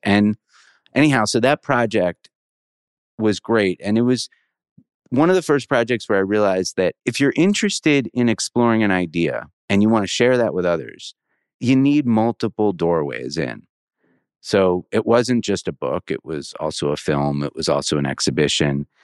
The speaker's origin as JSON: {"language": "English", "region": "suburban Maryland", "country": "United States", "tie": "born or raised there", "said": "So I grew up in an area of suburban Maryland, say 20 minutes from the White House, like right outside of DC."}